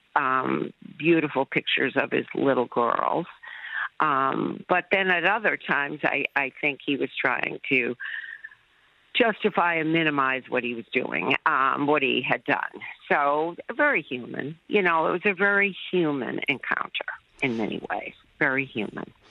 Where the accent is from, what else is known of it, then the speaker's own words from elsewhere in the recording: United States; as an American